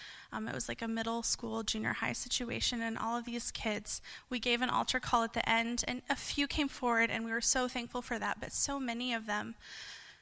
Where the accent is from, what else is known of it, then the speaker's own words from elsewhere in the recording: Lubbock, Texas, United States; I'm from Lubbock, Texas, just about 5 hours away from here